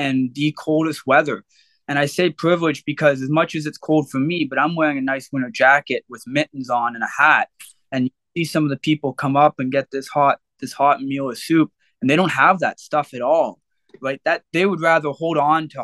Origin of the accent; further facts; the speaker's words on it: Oshawa, Ontario, Canada; growing up in Oshawa, I moved all around Oshawa